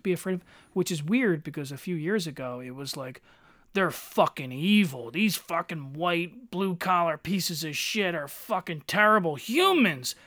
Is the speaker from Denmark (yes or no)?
no; Eddystone, Pennsylvania, United States; in the nineties, living in Eddystone